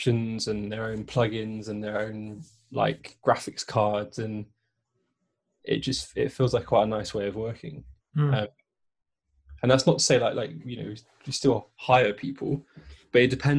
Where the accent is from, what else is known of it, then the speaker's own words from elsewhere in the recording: Bristol, South West England, United Kingdom; I grew up in Bristol